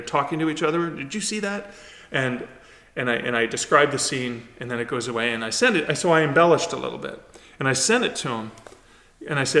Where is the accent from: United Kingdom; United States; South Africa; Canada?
Canada; Sudbury, Ontario; moved away; I grew up in the Sudbury region